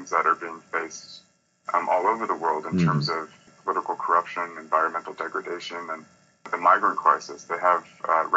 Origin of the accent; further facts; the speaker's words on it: United States; also born or lived in Boston / New York; I'm an American, I'm a gay man